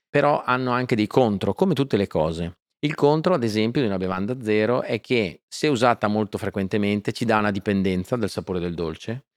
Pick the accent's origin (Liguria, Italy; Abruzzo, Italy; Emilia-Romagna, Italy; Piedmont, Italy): Emilia-Romagna, Italy; Faenza; Sono nato a Faenza e sono un romagnolo doc